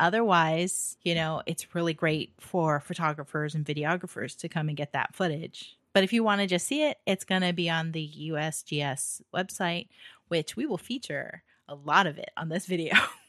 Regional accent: Hawaii, United States; That's the only thing I ever had growing up in Hawaii.

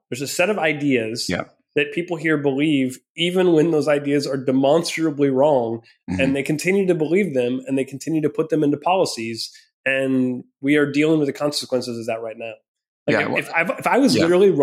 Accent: Minnesota, United States; I grew up in Minnesota. I'm a Midwestern kid.

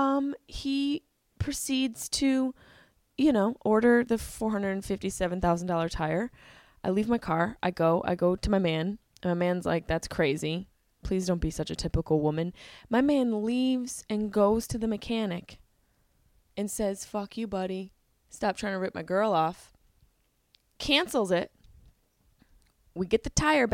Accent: Syracuse, New York, United States; moved away; I'm in Syracuse, my hometown

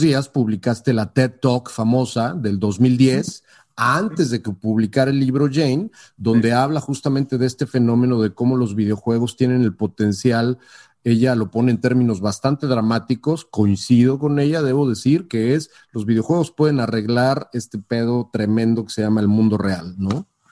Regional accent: Mexico; moved away as an adult; also born or lived in San Francisco Bay Area; now in San Francisco, United States

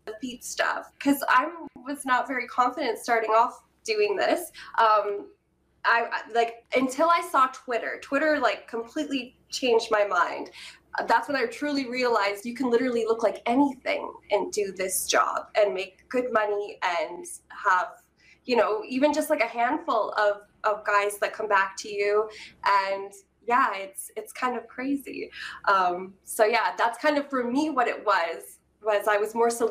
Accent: Canada; I'm Canadian

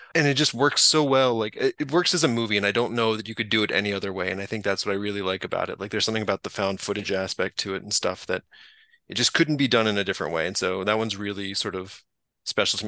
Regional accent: North Carolina, United States; I grew up in North Carolina

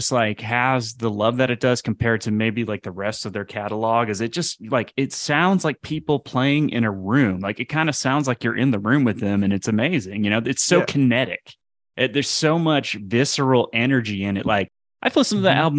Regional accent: Oklahoma, United States; growing up in Oklahoma

